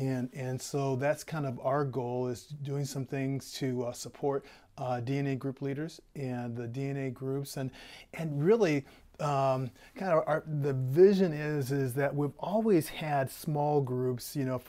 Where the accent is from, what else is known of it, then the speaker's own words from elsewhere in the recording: Portland, United States; And so I'm from Portland originally. I'm a PK, a preacher's kid.